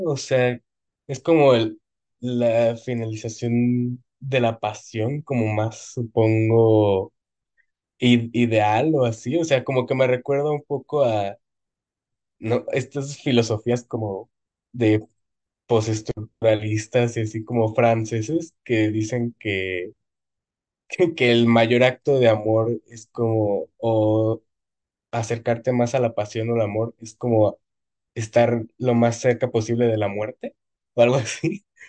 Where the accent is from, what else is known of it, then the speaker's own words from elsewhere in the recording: Mexico; es parte de nuestra cultura